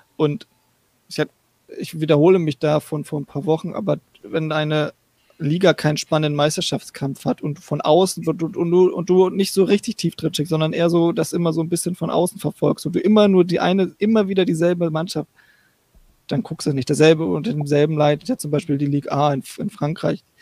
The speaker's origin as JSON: {"language": "German", "region": "Northern Germany", "country": "Germany", "moved": "yes", "lives_now": "United States", "said": "ich komme aus dem Norden"}